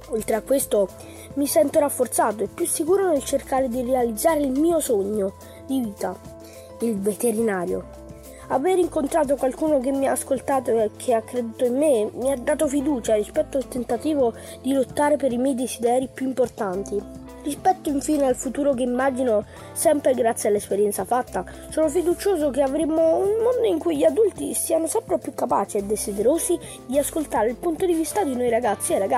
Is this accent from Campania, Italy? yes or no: yes; Naples, Campania, Italy; vengo da Napoli